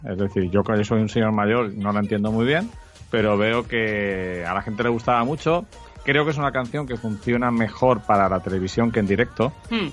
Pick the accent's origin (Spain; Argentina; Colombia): Spain